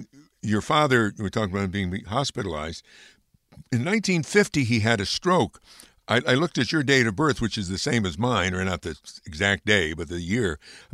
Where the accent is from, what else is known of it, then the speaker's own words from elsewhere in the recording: Amsterdam, New York, United States; Kirk Douglas came from my hometown, and I do local history, so I write about him a lot. In that town is Amsterdam, New York.